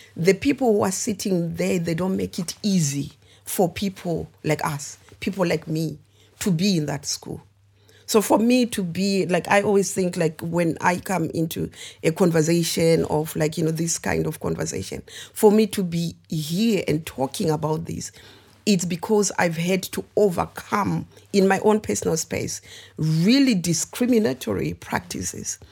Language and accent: English; Zimbabwe; also born or lived in United Kingdom; now in Coventry, United Kingdom; I am originally born and raised in Zimbabwe, but um, yeah, I moved to the UK about 22 years ago now.